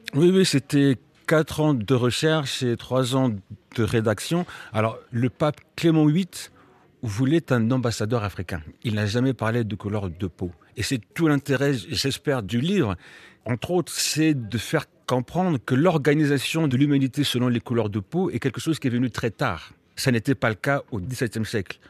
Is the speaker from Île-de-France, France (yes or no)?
yes; Melun, Île-de-France, France; j'ai appris le français à Melun avec euh, des institutrices euh, post 68 euh, qui étaient tout à fait sympathiques